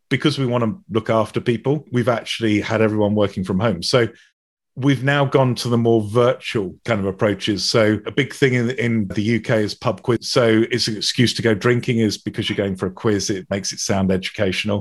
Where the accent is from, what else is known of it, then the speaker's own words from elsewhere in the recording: United Kingdom; being British